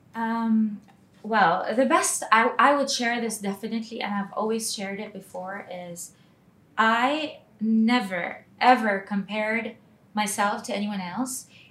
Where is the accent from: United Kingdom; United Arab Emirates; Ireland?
United Arab Emirates; Dubai; So um, Dubai is like uh, my hometown